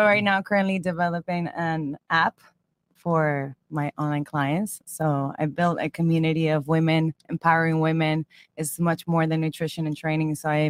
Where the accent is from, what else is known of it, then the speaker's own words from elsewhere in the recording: Miami, Florida, United States; also born or lived in Venezuela; I'm from Venezuela, and I grew up here in Miami. I am 30 years old.